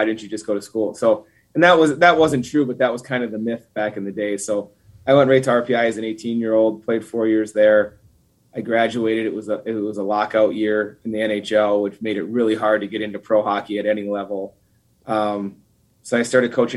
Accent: Duluth, Minnesota, United States; moved away as an adult; I grew up in Duluth, Minnesota

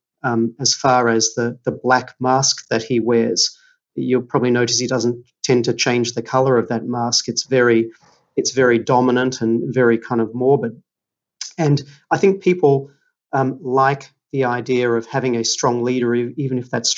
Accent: Melbourne, Victoria, Australia; now in Sydney, Australia; I'm from Melbourne. And family in Melbourne

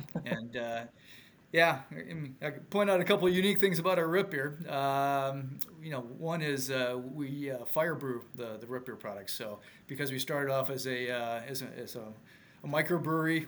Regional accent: Milwaukee, Wisconsin, United States; moved away; also born or lived in Minneapolis area, Minnesota; I'm originally from Milwaukee, but haven't haven't lived here in well, about 30 years

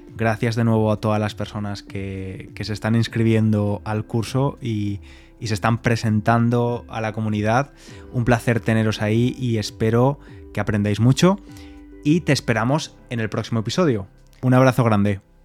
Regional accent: Spain; como español

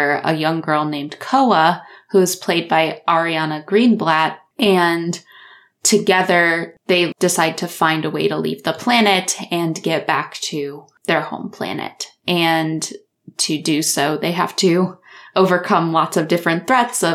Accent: Iowa, United States; where I went to college and, and, like, close to where I grew up

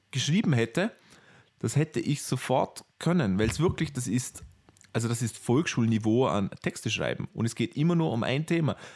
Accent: Vorarlberg, Austria; Bei uns in Vorarlberg, die Leute, die Vorarlberg nicht kennen, das ist das westlichste Bundesland in Österreich.

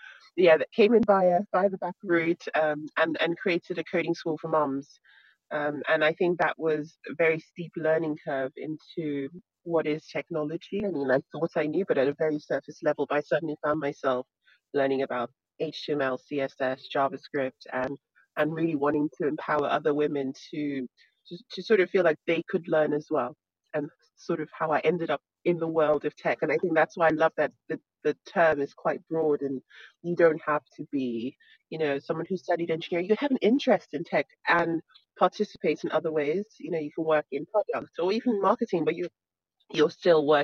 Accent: Nigeria; moved away; I grew up in Nigeria

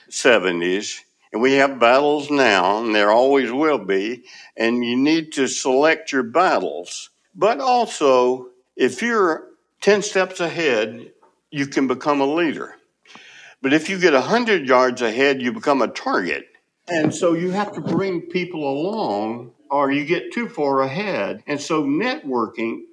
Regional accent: Moultrie, Georgia, United States; moved away as an adult; now in Tallahassee, United States; growing up in Colquitt County, Moultrie, Georgia.

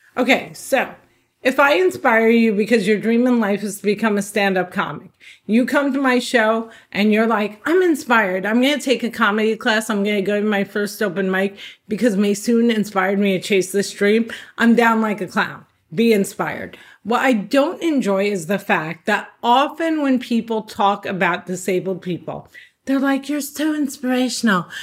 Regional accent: Cliffside Park, New Jersey, United States; I was born and raised in Cliffside Park, New Jersey, which is right over the George Washington Bridge

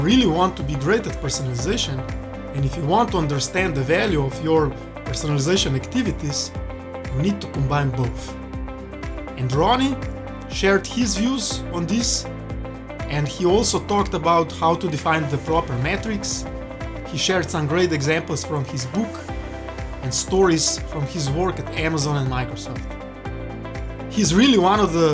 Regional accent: Slovenia; my home country, Slovenia

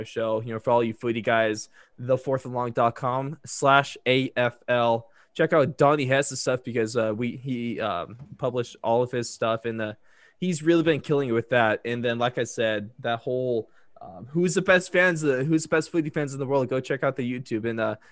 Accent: United States; I'm American

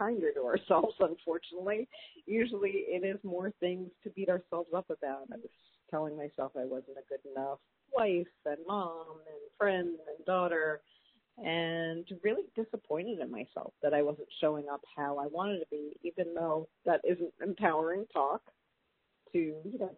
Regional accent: New York City, New York, United States; I grew up in New York City

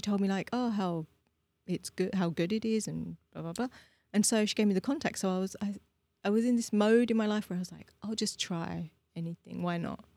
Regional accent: London, United Kingdom; moved away as an adult; now in Prague, Czech Republic; I grew up in London

